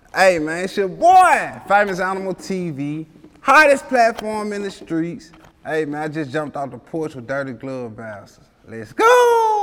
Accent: Memphis, Tennessee, United States; I grew up in uh, South Memphis, like uh, around the area. I grew up in Walker Home

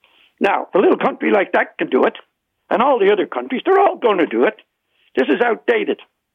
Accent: Ireland; accent: Irish; now in Peterborough, Canada; you can hear by my accent, I'm Irish.

